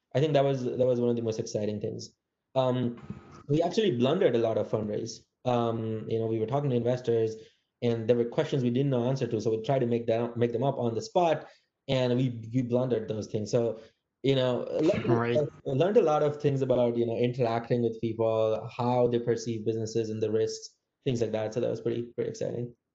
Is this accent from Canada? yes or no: no; India; moved away as an adult; also born or lived in Massachusetts, United States; now in San Francisco, United States; I grew up in India